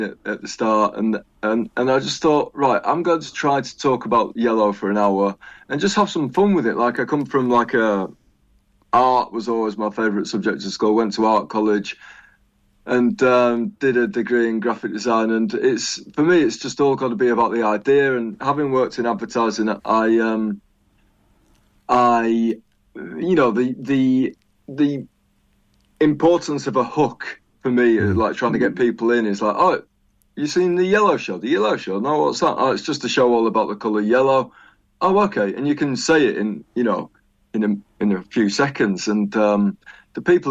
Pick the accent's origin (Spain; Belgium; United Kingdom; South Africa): United Kingdom; York, Yorkshire and the Humber; I come from York, or Yoke, as I like to call it